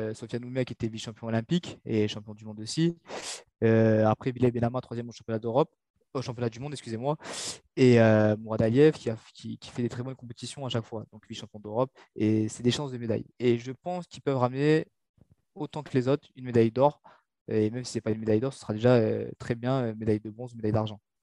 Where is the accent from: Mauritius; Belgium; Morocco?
Mauritius; now in France; je suis originaire de Maurice, tu vois. Il fait chaud à l'île Maurice